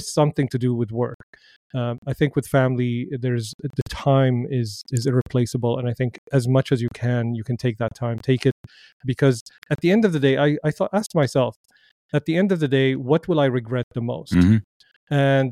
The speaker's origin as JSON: {"language": "English", "town": "Damascus", "region": "Damascus Governorate", "country": "Syria", "tie": "born or raised there", "moved": "yes", "said": "I grew up in Damascus, Syria."}